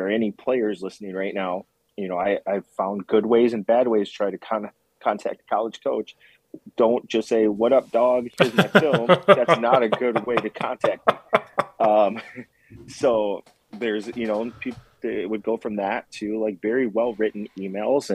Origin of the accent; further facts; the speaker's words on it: Elgin, Illinois, United States; Judson's in my hometown. Like I grew up in Elgin